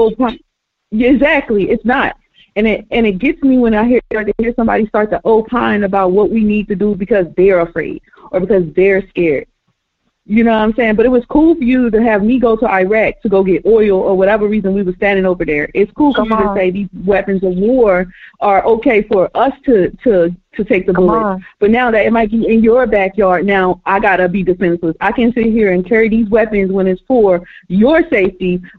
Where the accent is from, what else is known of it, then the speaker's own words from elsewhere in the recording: Baltimore, Maryland, United States; I'm from Baltimore, Maryland